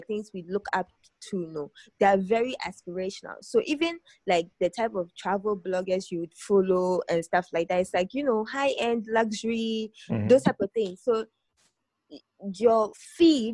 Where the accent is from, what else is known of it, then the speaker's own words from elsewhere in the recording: Ghana; as a Ghanaian blogger